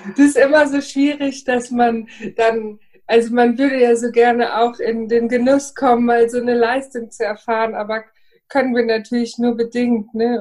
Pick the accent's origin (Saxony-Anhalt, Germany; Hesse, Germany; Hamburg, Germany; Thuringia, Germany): Hesse, Germany; Frankfurt am Main; Ich bin aus Frankfurt am Main